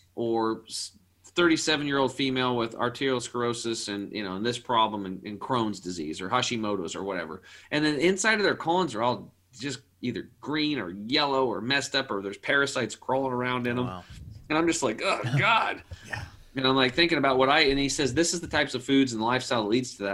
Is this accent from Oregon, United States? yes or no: yes; Eastern Oregon, United States; born or raised there